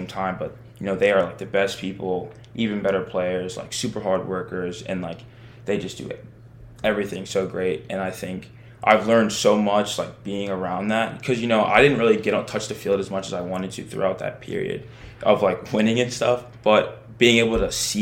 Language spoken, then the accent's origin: English; Maryland, United States; I was born in Maryland, and I was familiar with the area